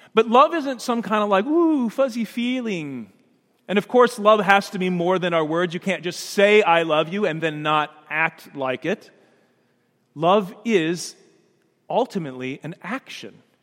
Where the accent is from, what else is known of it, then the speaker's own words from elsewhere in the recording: Danville, Illinois, United States; that little yellow house that I grew up in on Logan Avenue in Danville, Illinois